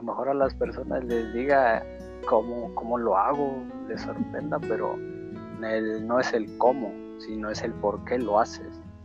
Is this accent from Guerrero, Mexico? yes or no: yes; Guerrero, Mexico; soy del estado de Guerrero